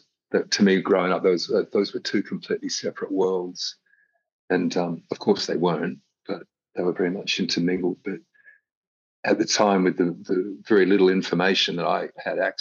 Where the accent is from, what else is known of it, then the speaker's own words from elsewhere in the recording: Melbourne, Victoria, Australia; growing up in Melbourne, Australia